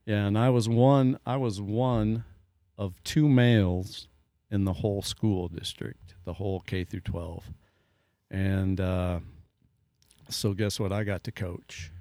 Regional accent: New Hartford, Iowa, United States; moved away; I grew up in New Hartford, went to school all thirteen years in the same building

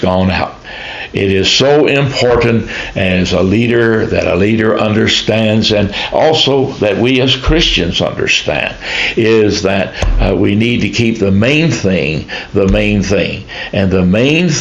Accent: United States; the church that I grew up in Shelby County

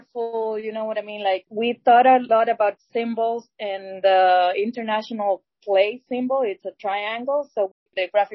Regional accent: Dominican Republic; moved away; I am also originally from Dominican Republic

